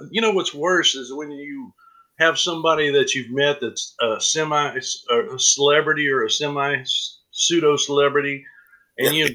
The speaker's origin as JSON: {"language": "English", "town": "Eudora", "region": "Kansas", "country": "United States", "said": "You know, I'm from Lawrence, Kansas, and uh, right. um, well, Eudora, but close, right in, right by Lawrence."}